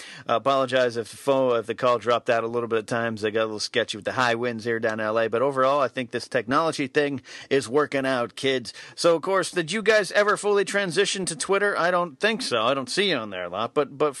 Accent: Arroyo Grande, California, United States; So, for my friends in my hometown of Arroyo Grande, California

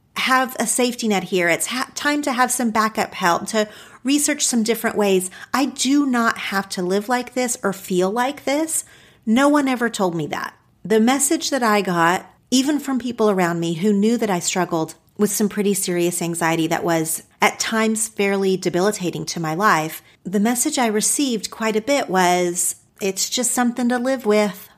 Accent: Oklahoma, United States; now in Los Angeles, United States; my home state of Oklahoma.

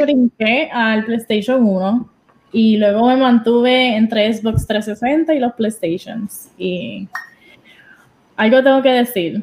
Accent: Puerto Rico; now in New Jersey, United States; yo soy de Puerto Rico, 100% boricua, pero ahora mismo eh, me estoy en New Jersey porque trabajo en Nueva York

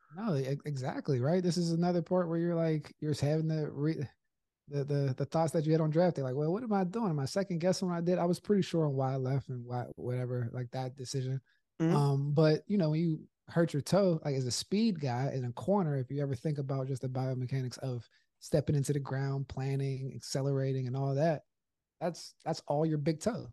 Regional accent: Pittsburgh, Pennsylvania, United States; growing up in Pittsburgh

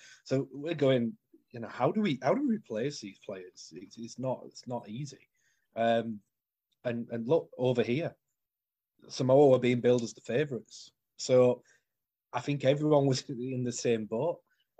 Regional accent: Halifax, Yorkshire and the Humber, United Kingdom; moved away; he played at Halifax with my hometown club

